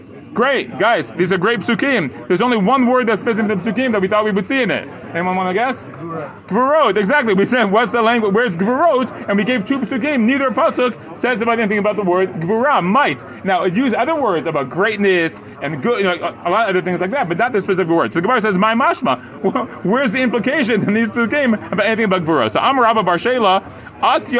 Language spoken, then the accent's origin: English; United States; now in Israel; when I grew up in America